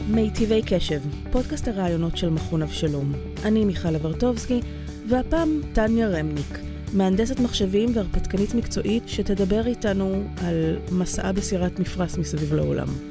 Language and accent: Hebrew; Israel; הגענו מישראל